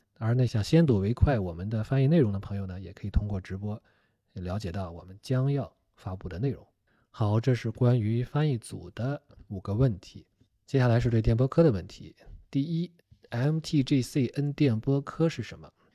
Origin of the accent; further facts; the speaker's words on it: Shandong, China; 我是山东人